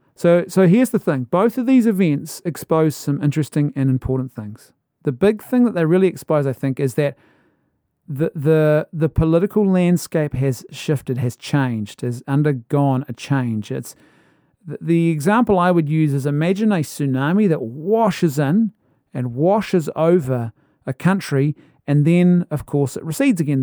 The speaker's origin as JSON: {"language": "English", "country": "New Zealand", "said": "as a Kiwi"}